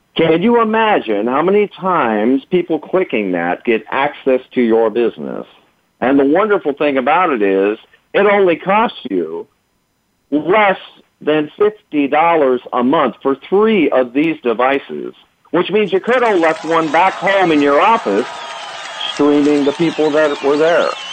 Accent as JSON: {"language": "English", "region": "East Coast", "country": "United States", "tie": "born or raised there", "said": "I'm from the East Coast. Uh, I was born and raised in that hustle and bustle"}